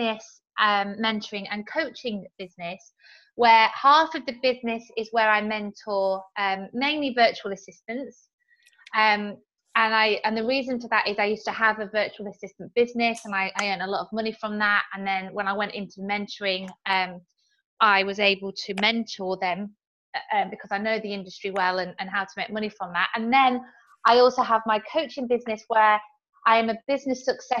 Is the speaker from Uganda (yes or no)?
no; the north of England, United Kingdom; now in Salisbury, United Kingdom; I actually originate from the north of England. So I'm what we call northerners here